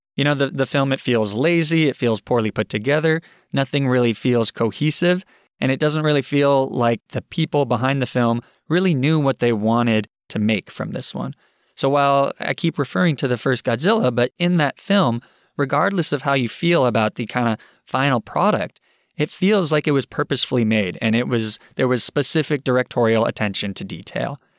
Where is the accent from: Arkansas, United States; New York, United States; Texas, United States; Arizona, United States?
Arizona, United States; now in Boston, United States; I grew up in Arizona